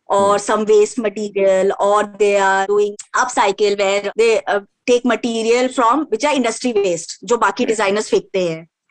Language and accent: Hindi; Jharkhand, India; हम लोग झारखंड से हैं